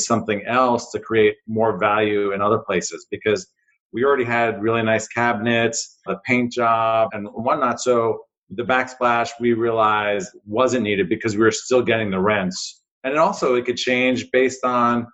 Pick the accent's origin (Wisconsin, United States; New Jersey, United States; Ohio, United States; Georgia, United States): New Jersey, United States; a kid growing up in New Jersey